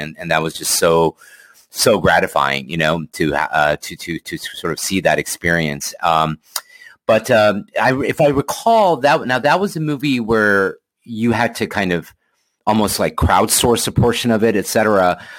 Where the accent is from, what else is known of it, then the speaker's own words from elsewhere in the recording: Texas, United States; me being born and raised in Texas, like I had lost it just because I was kind of a virtual mutt because we moved around so much.